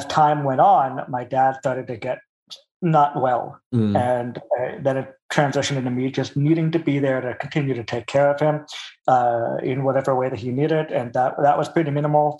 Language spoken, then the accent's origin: English; Pasadena, California, United States; also born or lived in Culver City / Altadena / Burbank; now in Santa Clarita, United States; Born in Fox Hills area, in Culver City. Grew up in Pasadena, Altadena for like 2 years until my sister was born. Pasadena until I was, I think, 12 or 13, Burbank from that point on until last year, now Santa Clarita